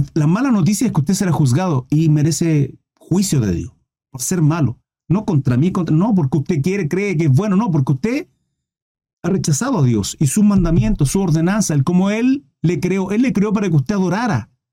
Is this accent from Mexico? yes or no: no; Chile